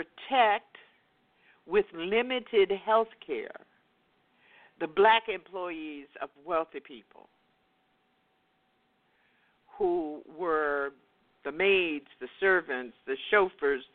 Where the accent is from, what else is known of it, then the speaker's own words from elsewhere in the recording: West Palm Beach, Florida, United States; in my segregated community of West Palm Beach, Florida, there was a Black hospital